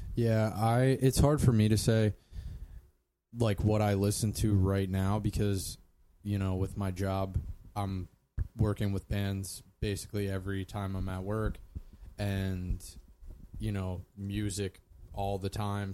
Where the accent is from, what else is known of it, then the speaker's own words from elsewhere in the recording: Columbia, Pennsylvania, United States; was born in Columbia, PA, in 1987.